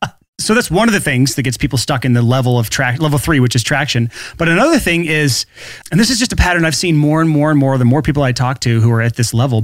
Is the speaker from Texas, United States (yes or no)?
no; Alabama, United States; I'm from Alabama